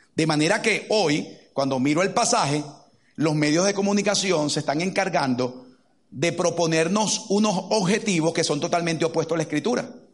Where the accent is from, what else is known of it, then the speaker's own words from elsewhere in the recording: Caracas, Capital District, Venezuela; moved away; Crecimos en Caracas, Venezuela